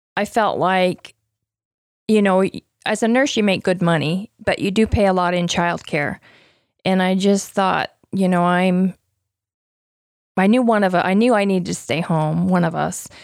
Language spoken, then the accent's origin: English; Utah, United States; I grew up in Utah, in a family with Uh, seven girls